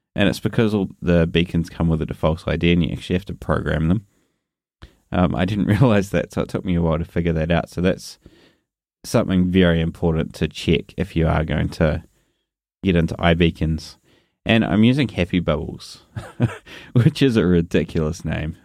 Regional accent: New Zealand; accent: New Zealand; my New Zealand accent

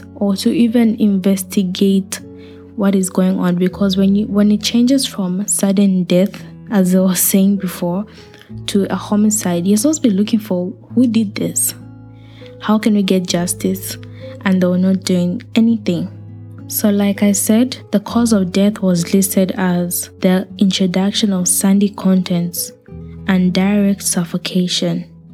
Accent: Zambia; I grew up in Africa. I'm from Zambia

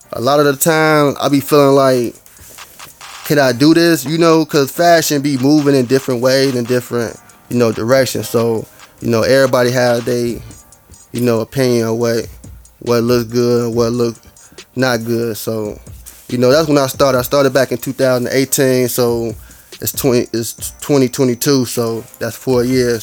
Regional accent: Chicago, Illinois, United States; I'm from Chicago.

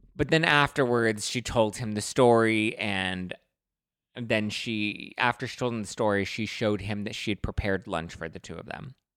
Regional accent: Los Angeles, California, United States; I'm from Lincoln Heights, which is technically East L A, that's where I grew up

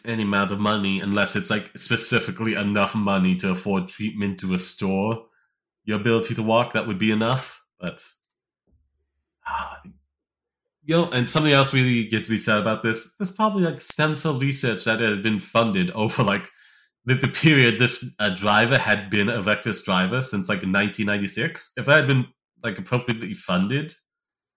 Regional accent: United States; as an American

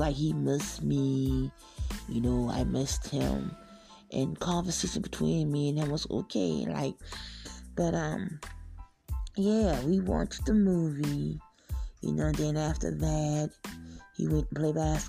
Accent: the South, United States; I'm from the South

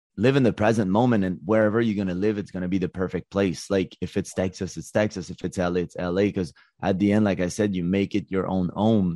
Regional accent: Montreal, Quebec, Canada; also born or lived in Los Angeles; I'm from Montreal

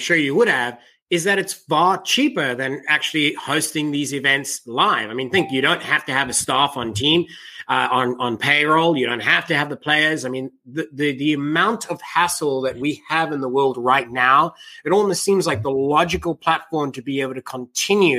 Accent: South Africa; now in United States; I'm from South Africa.

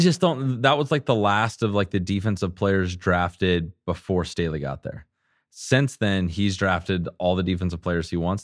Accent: San Diego, California, United States; moved away as an adult; I grew up in San Diego.

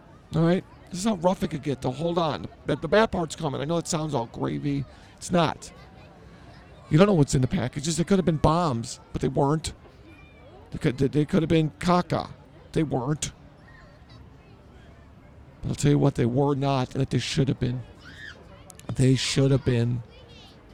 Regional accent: Chicago, Illinois, United States; I grew up in Chicago.

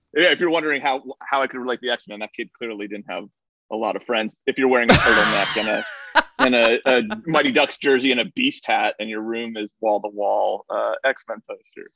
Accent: Somers, New York, United States; I grew up in Somers

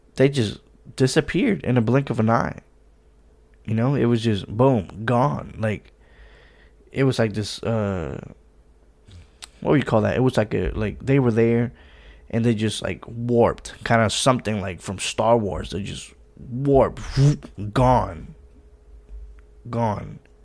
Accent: Puerto Rico; I'm from Puerto Rico, so obviously there's oceans

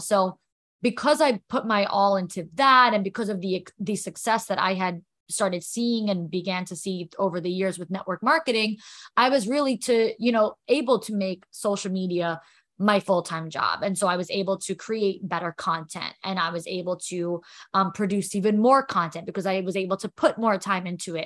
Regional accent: New York, United States; also born or lived in Florida; now in New Jersey, United States; I'm from New York.

